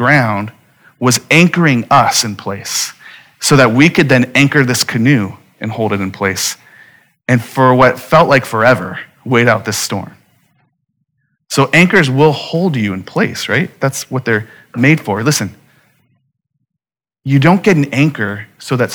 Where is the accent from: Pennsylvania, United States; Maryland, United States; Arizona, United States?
Arizona, United States; Phoenix; I'm born and raised in Phoenix